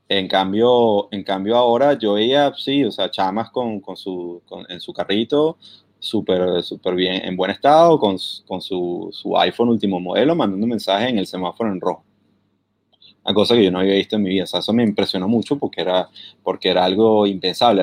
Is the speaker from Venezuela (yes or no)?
yes; Venezuela; now in London, United Kingdom; soy venezolano